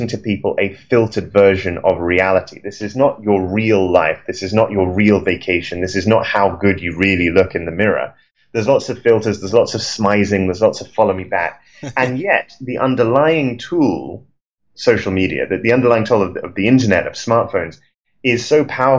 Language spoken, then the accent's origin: English; London, United Kingdom; standing on the street outside my house in London